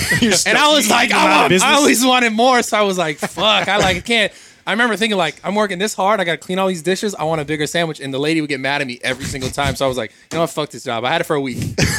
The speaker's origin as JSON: {"language": "English", "town": "Pacifica", "region": "California", "country": "United States", "tie": "born or raised there", "said": "Born and raised Pacifica."}